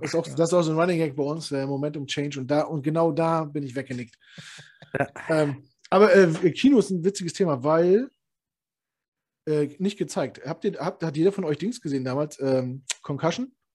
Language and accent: German; the East, East Germany, Germany; komm aus dem Osten